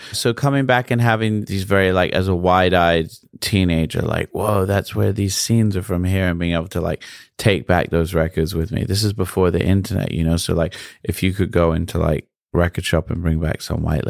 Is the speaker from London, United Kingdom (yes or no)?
yes; London, United Kingdom; Okay, so I was born in the Wellington Hospital in St. John's Wood, and that's where I grew up, between there and actually pretty close to here, Marylebone.